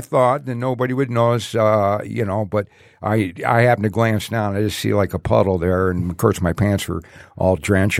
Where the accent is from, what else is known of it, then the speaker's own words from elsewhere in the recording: Detroit, Michigan, United States; also born or lived in Allen Park; growing up in Detroit.